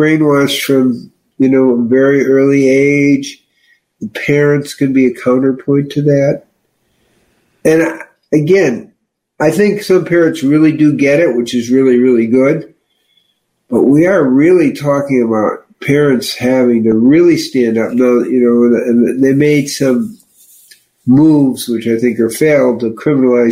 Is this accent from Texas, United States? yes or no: no; Chicago, Illinois, United States; I'm from Chicago